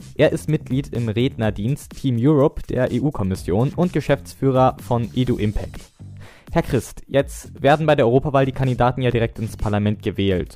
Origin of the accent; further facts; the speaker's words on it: Northern Germany, Germany; ich komme jetzt zum Beispiel aus Norddeutschland